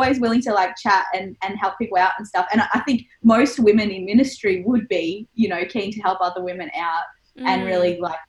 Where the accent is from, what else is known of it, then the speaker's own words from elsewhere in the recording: Geelong, Victoria, Australia; So even growing up, I grew up in the Apostolic Church, in the church in Geelong.